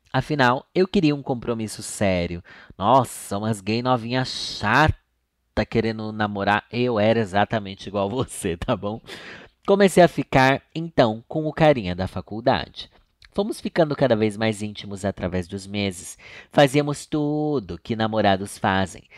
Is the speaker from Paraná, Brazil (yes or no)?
no; Sorocaba, São Paulo, Brazil; accent: sorocabano; eu sou de Sorocaba. Lá eu não tenho sotaque, porque todo mundo fala igual.